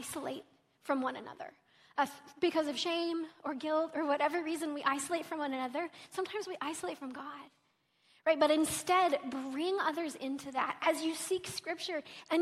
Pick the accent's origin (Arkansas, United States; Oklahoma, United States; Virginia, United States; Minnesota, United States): Oklahoma, United States; I'm from Oklahoma